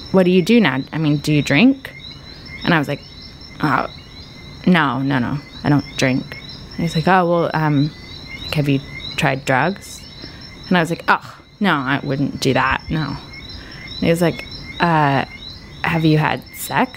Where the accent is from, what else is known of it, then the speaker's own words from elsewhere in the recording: United States; as an American woman